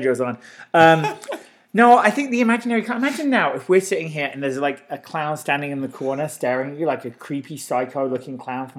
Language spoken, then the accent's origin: English; Northampton, East Midlands, United Kingdom; born or raised there; moved away